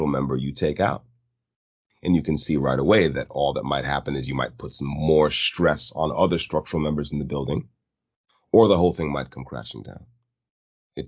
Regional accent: United States; as an American

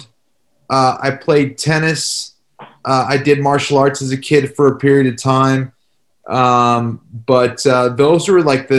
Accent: about 26 miles southwest of Boston, Massachusetts, United States; I grew up, outside, but like southwest, from Boston, about 26 miles southwest of Boston

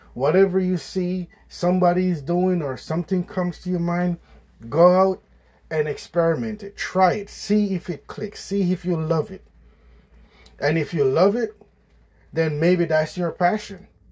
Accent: Jamaica; I grew up in Jamaica with my parents on a farm.

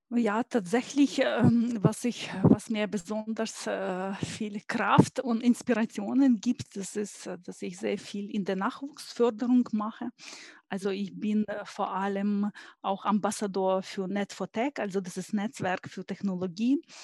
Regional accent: Ukraine; German is a second language; moved away as an adult; now in Stuttgart, Germany; Ich bin gebürtige Ukrainerin und ähm, bin ähm, hier in äh, Stuttgart seit über 20 Jahren

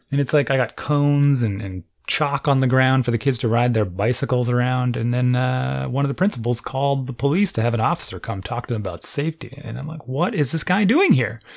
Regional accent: United States; I'm an American

